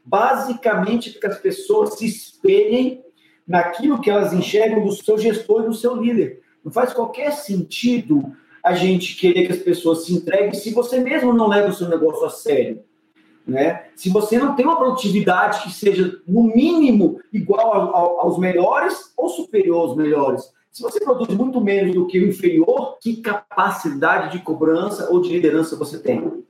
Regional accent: Brasília, Federal District, Brazil; eu cresci na periferia de Brasília, na Ceilândia, lá para a década de 80.

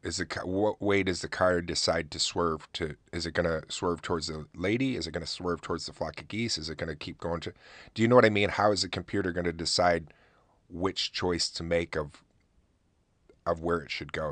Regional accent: Oswego, New York, United States; my hometown

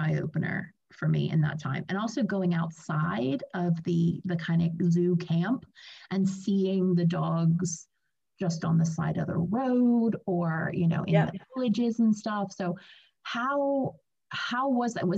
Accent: United States; now in United Kingdom; I'm from America and living in the UK

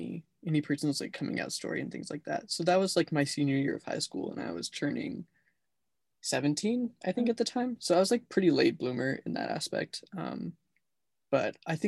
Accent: Lewiston, United States; Lewiston's my hometown that I grew up in and went to high school

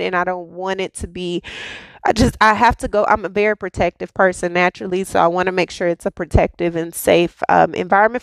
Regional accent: United States; I'm definitely an American

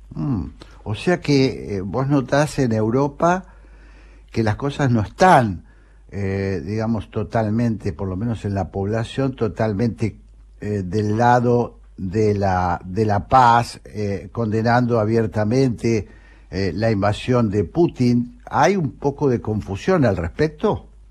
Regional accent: Argentina; como todo argentino de bien

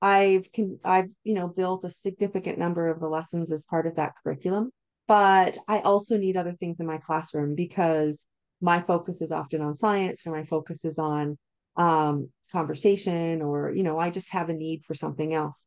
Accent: Canada; I'm Canadian, so I typically use Canadian science curriculums

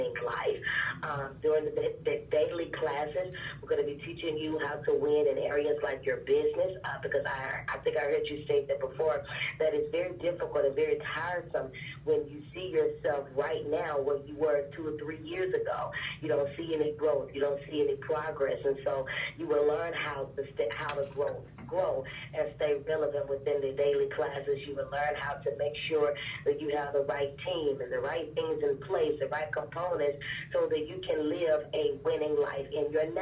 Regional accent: Memphis, Tennessee, United States; now in Atlanta, United States; I am originally from Memphis, Tennessee, by way of West Memphis, Arkansas, and I'm now in Atlanta

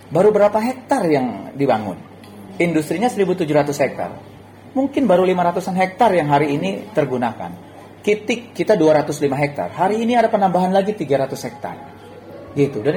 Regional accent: Cikarang, West Java, Indonesia; saya sebagai orang Cikarang atau kita yang ada hidup di kawasan industri

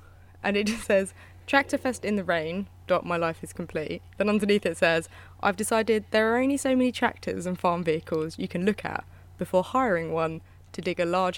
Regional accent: United Kingdom; I'm British.

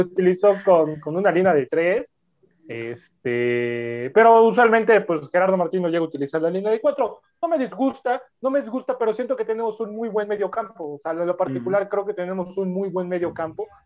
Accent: Mexico; ser mexicano como todos los que estamos en este, en este programa

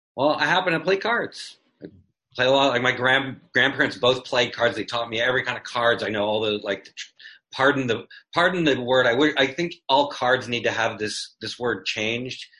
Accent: Canada; moved away; I grew up in in Canada in the '60s

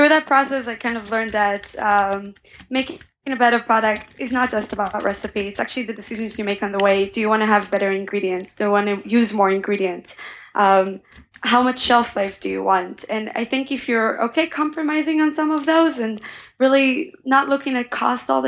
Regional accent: Israel; moved away as an adult; now in United States; growing up in Israel, I had a lot of hummus

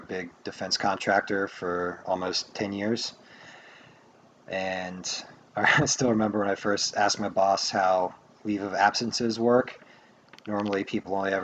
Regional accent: Maryland, United States; I'm from Maryland

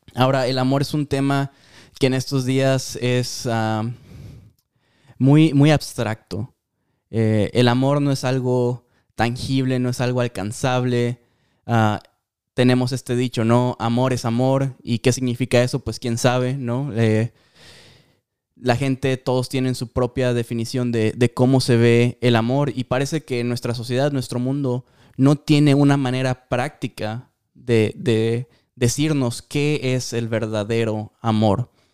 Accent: Mexico; yo soy súper mexicano

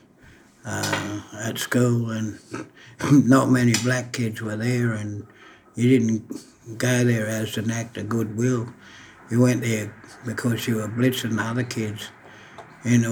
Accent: Bourke, New South Wales, Australia; now in Dubbo, Australia; I actually spent my formative years in Bourke in far western New South Wales

